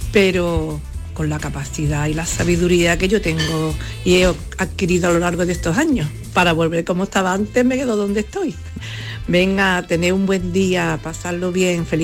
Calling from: Málaga, Andalusia, Spain; de Málaga.

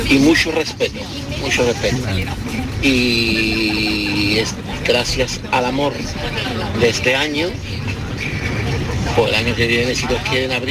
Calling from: Seville, Andalusia, Spain; Hola, buenas tardes, soy … de Sevilla.

